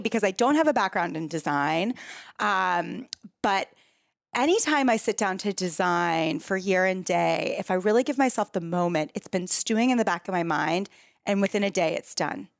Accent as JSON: {"language": "English", "town": "San Francisco", "region": "California", "country": "United States", "tie": "born or raised there", "also_born_or_lived": "New York City", "moved": "as an adult", "lives_now": "San Francisco, United States", "said": "I moved from New York City back to my hometown of San Francisco"}